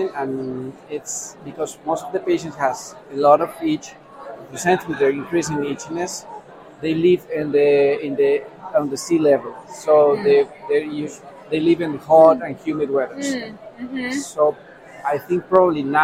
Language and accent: English; Bogotá, Colombia; I'm from Bogota, Colombia, where I am based.